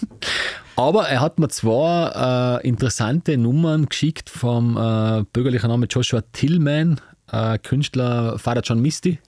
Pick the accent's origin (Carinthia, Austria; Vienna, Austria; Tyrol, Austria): Tyrol, Austria; bei uns in Tirol